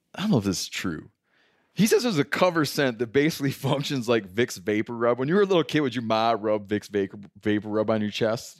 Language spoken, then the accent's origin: English; Michigan, United States; growing up in Michigan